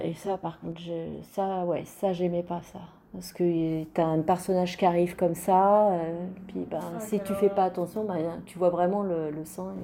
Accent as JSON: {"language": "French", "country": "Italy", "tie": "born or raised there", "said": "quand j'étais petite en Italie"}